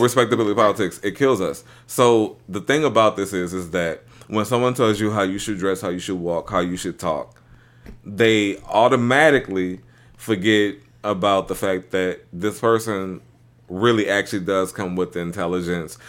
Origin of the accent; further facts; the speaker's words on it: New Orleans, Louisiana, United States; living in New Orleans, growing up around Mardi Gras, both of the houses I grew up in are right off the parade routes